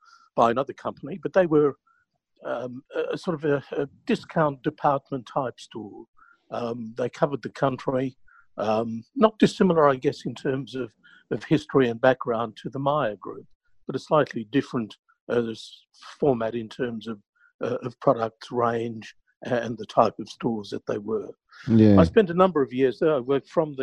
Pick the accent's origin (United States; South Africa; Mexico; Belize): South Africa; moved away as an adult; now in Melbourne, Australia; I originally am from South Africa. I was born in South Africa. Went to school there, completed national service there